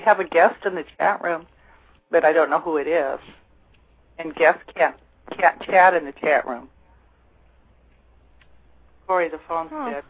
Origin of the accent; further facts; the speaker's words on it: California, United States; moved away as an adult; now in Maine, United States; I was born and raised in California.